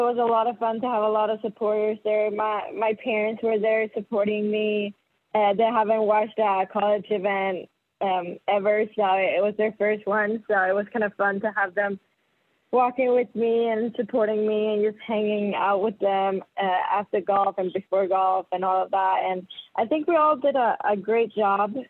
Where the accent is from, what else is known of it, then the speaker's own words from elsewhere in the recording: Gothenburg, Västra Götaland, Sweden; moved away as an adult; also born or lived in Florida; I'm from Sweden, born and raised in Gothenburg.